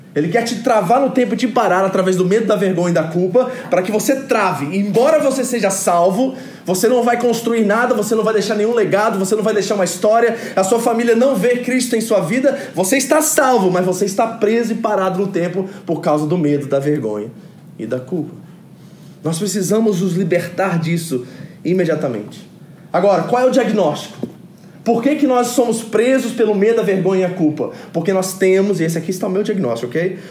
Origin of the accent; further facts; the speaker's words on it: New Jersey, United States; moved away; em Nova Jersey, onde que eu fui criado, nos Estados Unidos